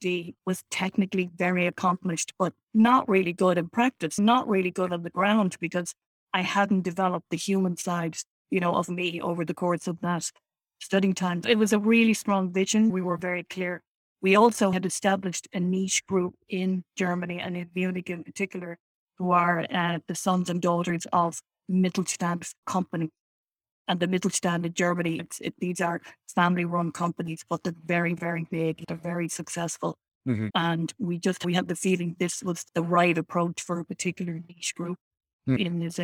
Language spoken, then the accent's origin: English; Dublin, Leinster, Ireland; moved away as an adult; also born or lived in Belfast; I was born in Dublin in Ireland.